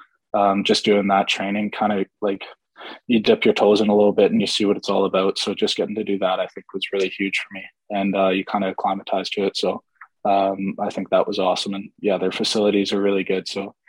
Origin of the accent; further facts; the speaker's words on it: Ottawa, Ontario, Canada; also born or lived in England / Ireland / Germany / Italy; Like, obviously I'm from Ottawa, but I don't think that was biased at all.